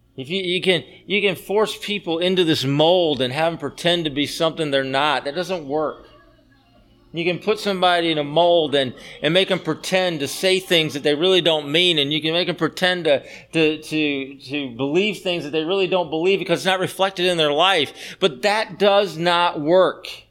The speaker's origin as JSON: {"language": "English", "region": "the South", "country": "United States", "tie": "born or raised there", "said": "I grew up in the South, and so I have a hard time calling people by their first name"}